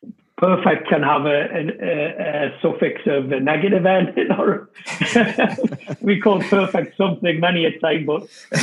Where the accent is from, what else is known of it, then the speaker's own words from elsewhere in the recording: England, United Kingdom; now in United States; that wasn't necessarily the case for me growing up in England with the football.